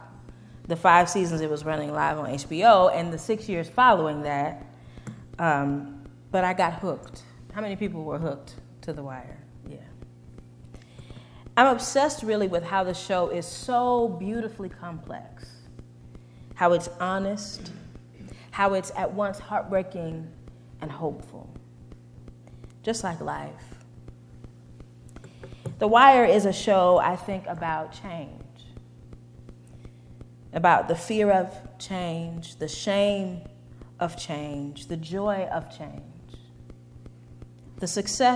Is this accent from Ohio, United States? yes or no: no; Detroit, Michigan, United States; also born or lived in central Pennsylvania; now in Pennsylvania, United States; I am from Detroit originally, but came here from central Pennsylvania, where I am a student at Lancaster Theological Seminary